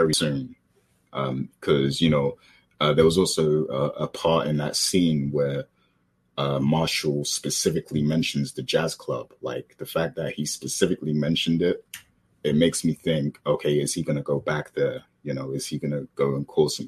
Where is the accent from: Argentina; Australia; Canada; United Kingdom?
United Kingdom; I'm British.